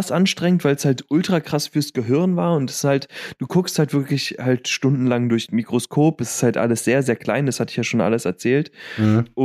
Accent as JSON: {"language": "German", "town": "Lüdenscheid", "region": "North Rhine-Westphalia", "country": "Germany", "tie": "born or raised there", "said": "in Lüdenscheid, in meiner Heimat"}